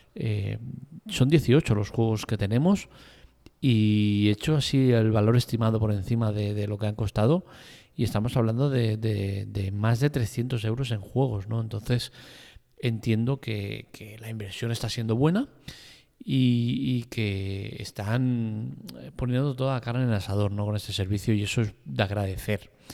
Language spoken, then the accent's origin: Spanish; Spain; soy un ciudadano español, vivo en España